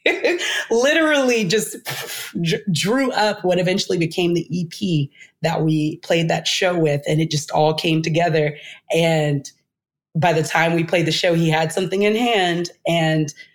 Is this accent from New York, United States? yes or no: no; Texas, United States; I'm coming from Texas in a city where I've been scammed my whole life on and off